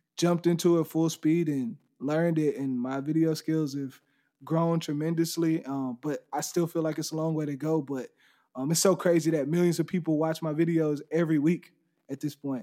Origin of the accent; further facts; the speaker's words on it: Dayton, Texas, United States; I'm from Dayton, Texas. It's a little small place right outside of Houston, about forty-five minutes